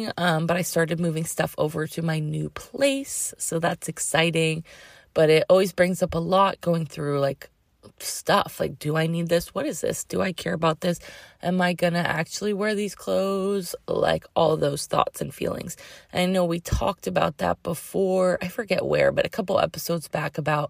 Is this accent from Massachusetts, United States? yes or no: yes; Massachusetts, United States; now in Sebastopol, United States; I grew up in Massachusetts